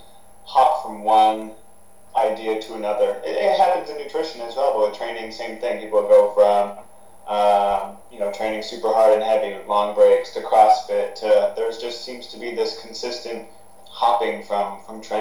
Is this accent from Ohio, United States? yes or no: no; Maine, United States; starting my own Cressy Performance essentially in Maine, in my home state